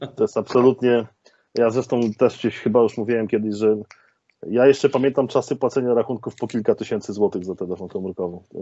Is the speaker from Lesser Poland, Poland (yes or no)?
no; Częstochowa, Silesian Voivodeship, Poland; jestem oryginalnie z Częstochowy